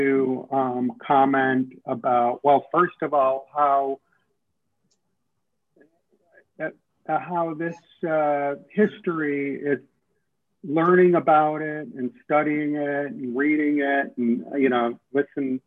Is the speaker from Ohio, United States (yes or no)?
yes; Middleburg Heights, Ohio, United States; moved away; also born or lived in Harlem, New York; my public education growing up in Middleburg Heights, Ohio